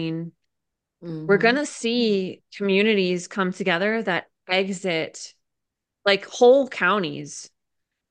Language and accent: English; Connecticut, United States; now in Idaho, United States; I was born in Connecticut